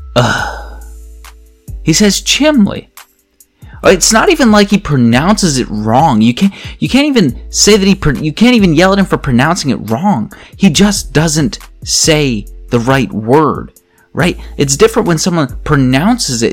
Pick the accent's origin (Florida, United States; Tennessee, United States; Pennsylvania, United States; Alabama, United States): Pennsylvania, United States; accent: Pennsylvania; my Pennsylvania accent